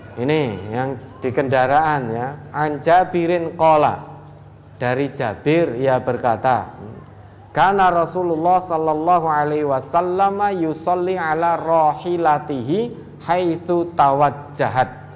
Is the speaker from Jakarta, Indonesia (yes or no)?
no; Surakarta, Central Java, Indonesia